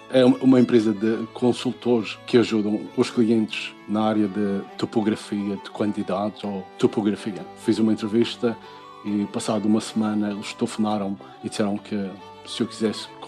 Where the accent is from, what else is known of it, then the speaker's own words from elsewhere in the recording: Portugal; also born or lived in England; now in Sweden; Em 99, eu senti que precisava de mais do que estavam a dar em Portugal. Por isso, eu saí de Portugal em direção à Inglaterra, sozinho.